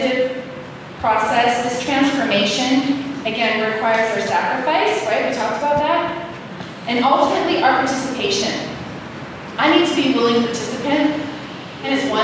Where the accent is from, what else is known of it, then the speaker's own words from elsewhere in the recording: Canada; I'm from Canada